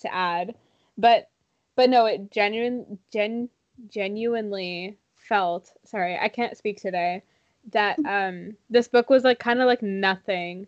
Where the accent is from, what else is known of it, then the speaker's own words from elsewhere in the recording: Canada; being Canadian